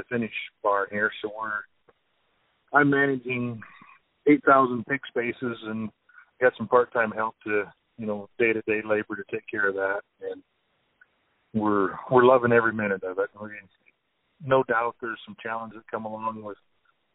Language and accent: English; Odebolt, Iowa, United States; I'm from Sac County, Iowa, just 5 miles north of a town called Odebolt, out here in northwest Iowa